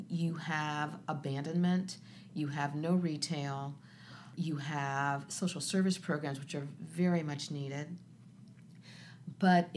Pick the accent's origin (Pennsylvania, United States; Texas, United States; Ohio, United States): Ohio, United States; Columbus; When I grew up on the Near East Side, there were 45,000 people there.